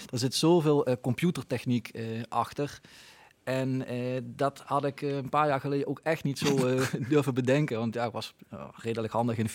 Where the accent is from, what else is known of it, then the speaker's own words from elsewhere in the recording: Tegelen, Limburg, Netherlands; also born or lived in Roermond; opgegroeid in Tegelen dus. Ja, ja, ja. ik ben, ben van Tegelen en uh, papa, mam, eh, de hele familie eh, komt bijna allemaal uit Tegelen.